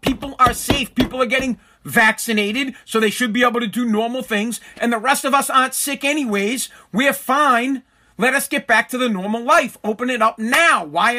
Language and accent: English; Massachusetts, United States; I am from Massachusetts